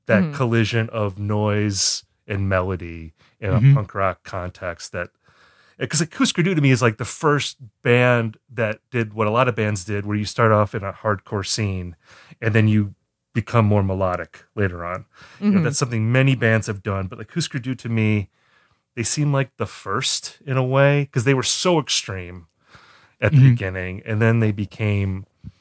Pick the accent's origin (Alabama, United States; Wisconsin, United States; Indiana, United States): Wisconsin, United States; moved away; I'm from Wisconsin originally